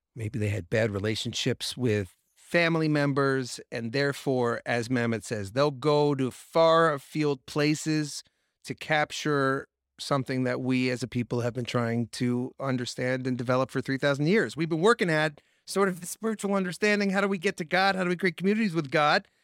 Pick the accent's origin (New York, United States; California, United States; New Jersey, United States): New York, United States; Long Island; I grew up on Long Island